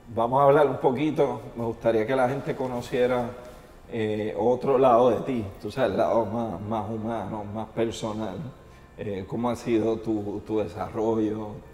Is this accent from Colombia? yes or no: no; Puerto Rico; yo soy de Puerto Rico